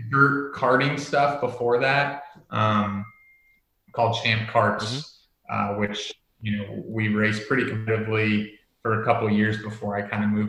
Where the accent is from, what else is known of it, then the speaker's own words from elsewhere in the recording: Netherlands; moved away; also born or lived in United States; um, but yeah, so I, I was born in the States and we moved over when I was really young.